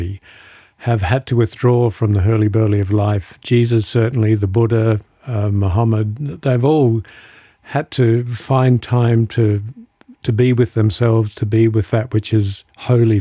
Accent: Adelaide, South Australia, Australia; moved away as an adult; also born or lived in United States / United Kingdom; now in California, United States; I was a very naive suburban kid growing up in Adelaide

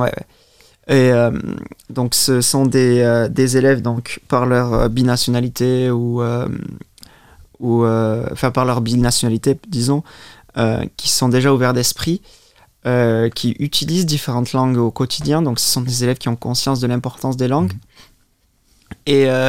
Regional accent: Biarritz, Nouvelle-Aquitaine, France; first language French; moved away as an adult; also born or lived in England; now in Luxembourg; je suis né euh, au Pays Basque, donc à Biarritz. je me considère moi-même d'ailleurs basque avant, avant français

